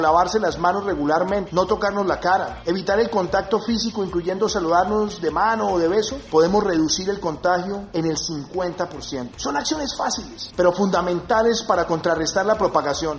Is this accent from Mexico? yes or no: no; Colombia; como colombianos